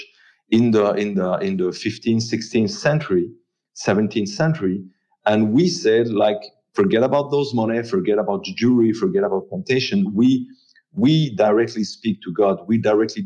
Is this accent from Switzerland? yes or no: yes; La Chaux-de-Fonds, Neuchâtel, Switzerland; I grew up in La Chaux-de-Fonds.